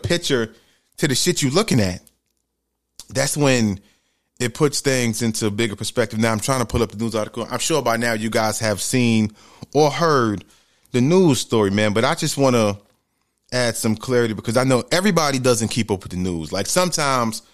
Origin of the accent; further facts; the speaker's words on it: New York City, New York, United States; moved away as an adult; now in Georgia, United States; I grew up in the Bronx, New York, in the ghetto, in the hood.